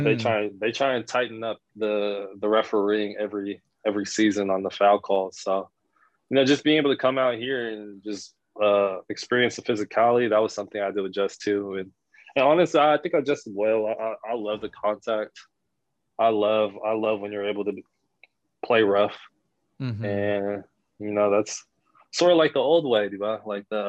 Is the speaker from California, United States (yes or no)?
no; Seattle, Washington, United States; moved away as an adult; now in Philippines; Growing up in Seattle, it's a very very big basketball culture out there.